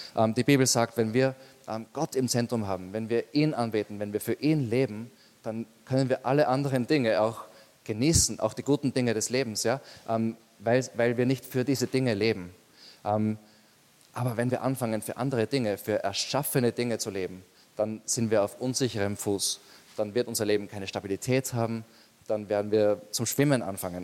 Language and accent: German; Austria; bei uns in Österreich